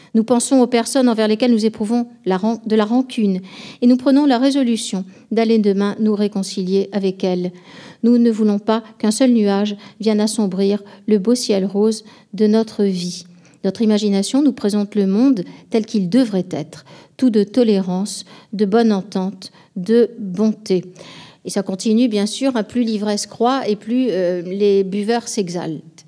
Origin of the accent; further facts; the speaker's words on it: Bordeaux, Nouvelle-Aquitaine, France; étant bordelaise, euh, j'ai été élevée dans une tradition